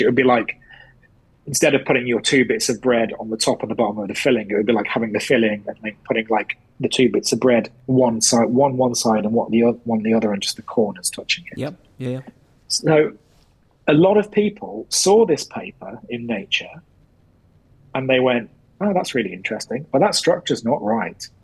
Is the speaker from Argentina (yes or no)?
no; England, United Kingdom; being English and being a football supporter